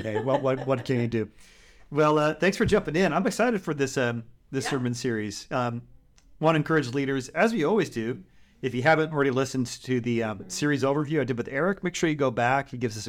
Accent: California, United States; I'm from the Bay Area. You're from Missouri.

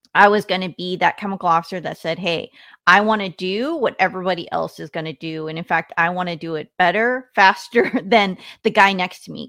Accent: Washington, United States; I grew up in Washington State

